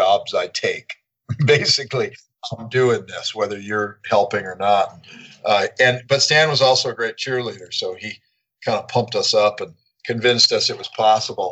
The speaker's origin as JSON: {"language": "English", "town": "Santa Ana", "region": "California", "country": "United States", "tie": "born or raised there", "said": "where I grew up in Santa Ana"}